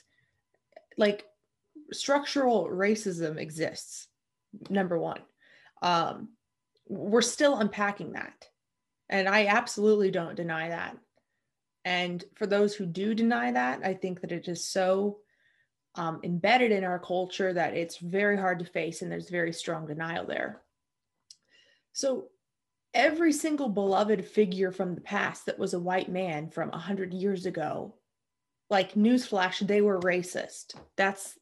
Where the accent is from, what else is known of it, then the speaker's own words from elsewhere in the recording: United States; I'm American